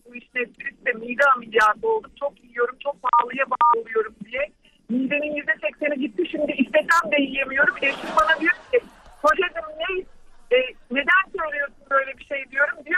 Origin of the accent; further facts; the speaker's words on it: Turkey; moved away as an adult; also born or lived in Australia; Ben artık özgürüm diye ülkeme geldim. Memleketimin taşını toprağını